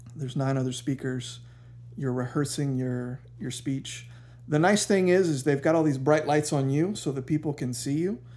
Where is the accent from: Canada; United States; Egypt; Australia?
United States; Savannah, Georgia; I grew up here in Savannah.